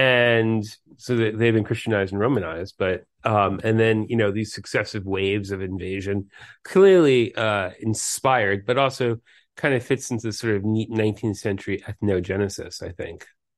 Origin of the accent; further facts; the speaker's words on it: New York City, New York, United States; I grew up in New York City